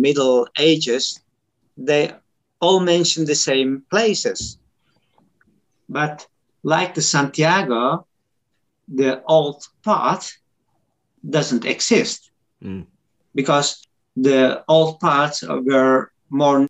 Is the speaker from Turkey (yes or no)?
yes; Turkey; English is a second language; now in Netherlands; I come from Turkey